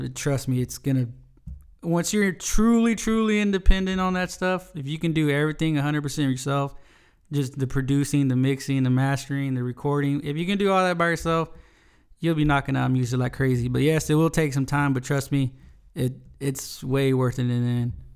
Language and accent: English; Smiley, Texas, United States; also born or lived in Nixon, Texas; I'm originally, I'm from South Texas, from a little town called Smiley